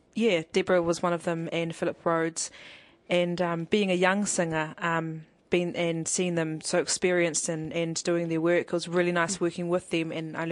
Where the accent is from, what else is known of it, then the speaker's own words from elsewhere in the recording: Palmerston North, Manawatū-Whanganui, New Zealand; also born or lived in Samoa; I was born in Palmerston North, New Zealand, but my heritage is Samoa, so I hail back to Vailima as one of the villages, and Savai'i as well, where my mum's from.